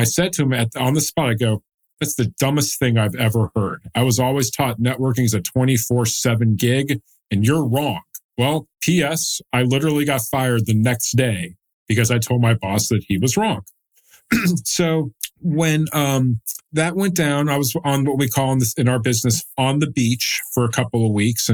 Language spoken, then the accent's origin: English; Dallas, Texas, United States; also born or lived in Austin; I'm born and raised in Dallas, went to the University of Texas at Austin